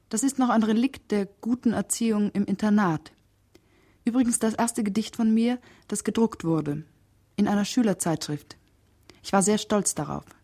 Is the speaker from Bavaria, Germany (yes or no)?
yes; Steinbach, Bavaria, Germany; Ich komme aus Steinbach, das liegt im Spessart bei Lohr